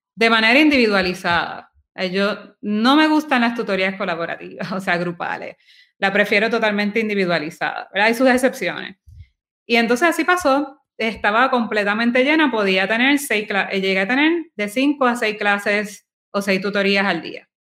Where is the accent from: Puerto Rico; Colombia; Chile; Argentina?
Puerto Rico; Guaynabo; now in San Juan, Puerto Rico; yo me crié en Guaynabo